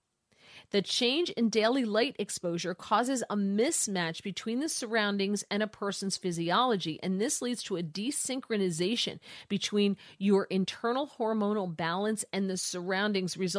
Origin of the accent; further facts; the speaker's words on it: New Jersey, United States; now in Washington D.C., United States; listening on WABC from my home state of New Jersey.